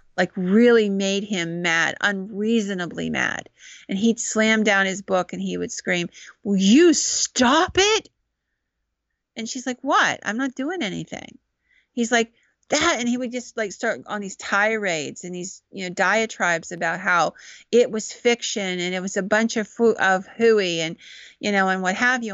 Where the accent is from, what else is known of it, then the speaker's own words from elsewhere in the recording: Williamsburg, Pennsylvania, United States; accent: Central Pennsylvania; I'm from Williamsburg